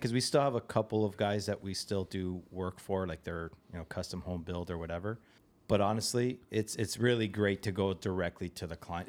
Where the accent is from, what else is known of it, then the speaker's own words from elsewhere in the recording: Toronto, Ontario, Canada; a place nearby where I grew up in Toronto.